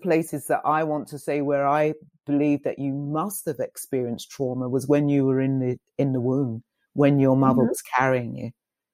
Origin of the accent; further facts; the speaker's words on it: United Kingdom; I grew up in Black Britain